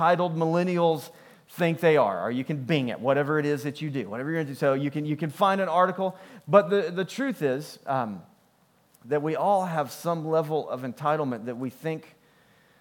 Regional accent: United States; I'm American

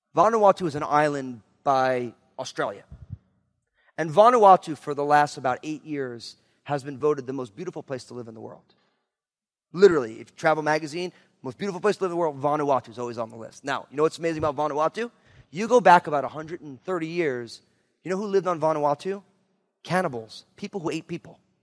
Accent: New Jersey, United States; moved away; also born or lived in Marin County, California; I'm from New Jersey

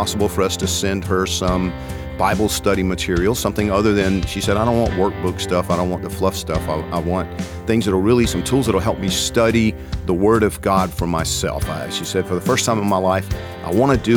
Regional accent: Georgia, United States; I'm from Georgia

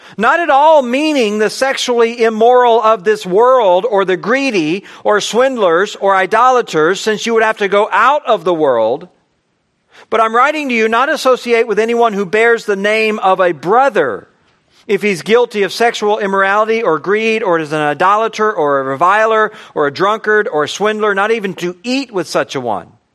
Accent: United States; I'm an American

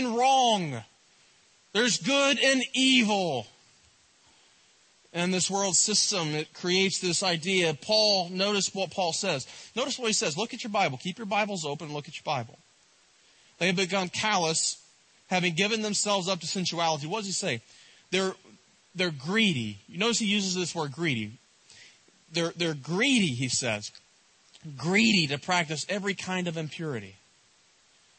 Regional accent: East Tennessee, United States; I'm from East Tennessee

